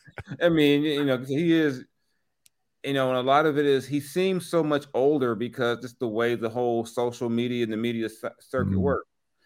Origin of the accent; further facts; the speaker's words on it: Texas, United States; I was from Texas, but I got some Louisiana hot sauce with Jalen Hurts on it.